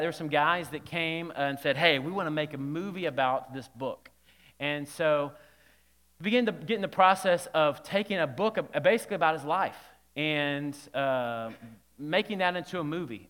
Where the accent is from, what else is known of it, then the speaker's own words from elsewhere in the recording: Alabama, United States; when I was young, growing up in Alabama